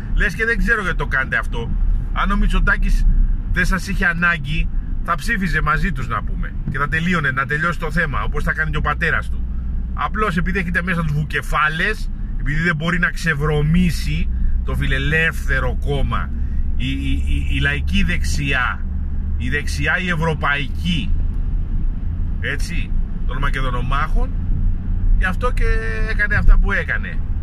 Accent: Greece; είμαι Έλληνας

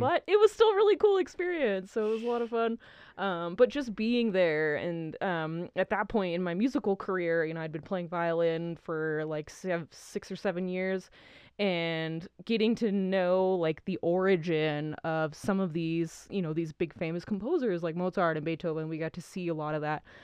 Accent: New Mexico, United States; born or raised there; also born or lived in Idaho

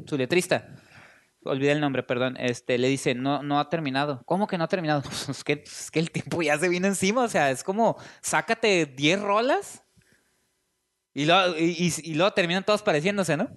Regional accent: Tijuana, Baja California, Mexico; en Tijuana sí hablamos

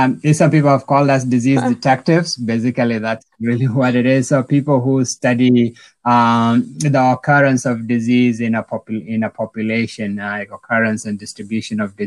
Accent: South Sudan; moved away; I'm originally from South Sudan, so spent some time in the refugee camps and all that.

